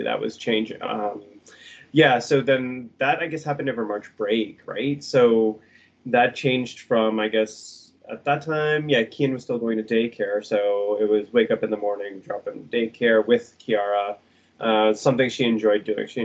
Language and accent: English; Toronto, Ontario, Canada; also born or lived in Brampton; now in Guelph, Canada; pretty much born and raised in Toronto and Brampton